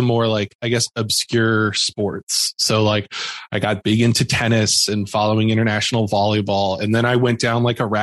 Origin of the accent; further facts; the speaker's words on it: Louisville, Kentucky, United States; I grew up in Louisville, Kentucky, which is a couple of hours away from Cincinnati.